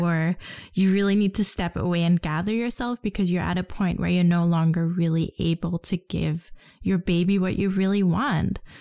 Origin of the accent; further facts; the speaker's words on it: Denmark; growing up in Denmark